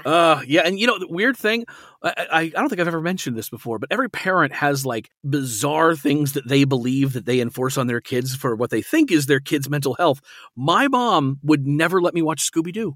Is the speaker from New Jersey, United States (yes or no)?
no; Alaska, United States; I grew up in Alaska